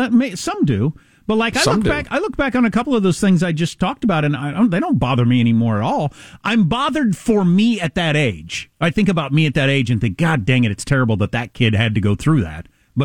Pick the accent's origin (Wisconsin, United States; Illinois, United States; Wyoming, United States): Wisconsin, United States; moved away; I grew up in Wisconsin, and we had one day where it was 75 below zero with the wind chill